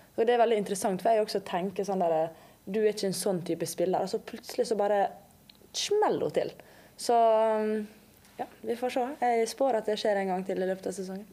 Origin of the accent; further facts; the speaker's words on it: Langevåg, Møre og Romsdal, Norway; moved away; also born or lived in England; Jeg kommer jo ikke herfra, jeg har jo dialekt. Så jeg kommer fra Langvåg, verdens fineste sted, litt utenfor Ålesund.